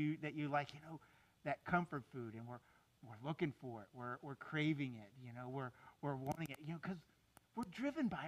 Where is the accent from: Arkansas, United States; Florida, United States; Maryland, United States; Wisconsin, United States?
Florida, United States; South; I grew up down here in South Florida